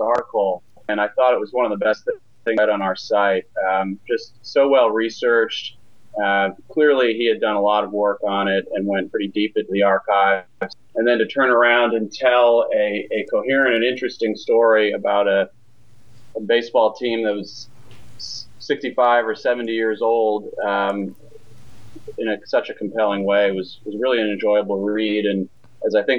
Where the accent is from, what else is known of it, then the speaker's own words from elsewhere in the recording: Michigan, United States; moved away as an adult; now in Atlanta, United States; I'm a Michigan native and a fan of the Tigers. I've been living in Atlanta for a few years